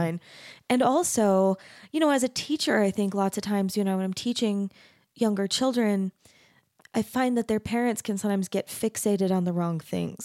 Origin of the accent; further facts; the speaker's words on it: Arizona, United States; I grew up in Arizona.